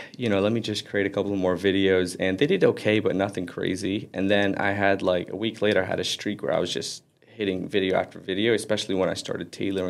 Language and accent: English; Florida, United States; also born or lived in Aley, Lebanon / California; I was born there and then moved to America when I was 8. So we lived in Florida pretty much ever since. That's where my family's at right now.